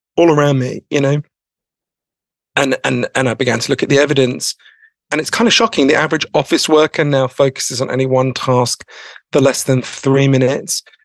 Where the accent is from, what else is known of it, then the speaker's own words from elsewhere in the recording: United Kingdom; I'm too British